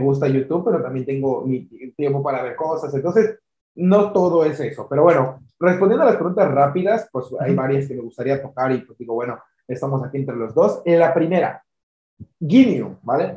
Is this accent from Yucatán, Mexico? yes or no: yes; Yucatán, Mexico; yo soy de Yucatán, eh, eh, yo estoy aquí eh, en, este estado